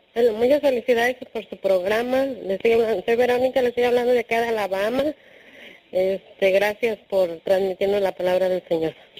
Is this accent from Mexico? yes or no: yes; Mexico; now in New York, United States; soy de México, pero actualmente resido en Nueva York